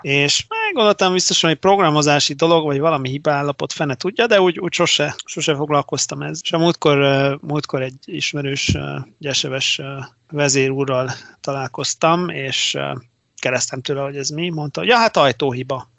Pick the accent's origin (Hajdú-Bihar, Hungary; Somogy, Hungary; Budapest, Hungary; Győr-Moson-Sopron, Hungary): Hajdú-Bihar, Hungary; Debrecen; én ugye Debreceniként